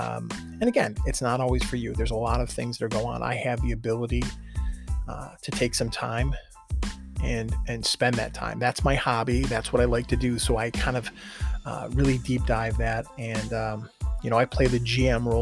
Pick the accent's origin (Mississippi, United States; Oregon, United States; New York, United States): New York, United States; Buffalo; we're from Buffalo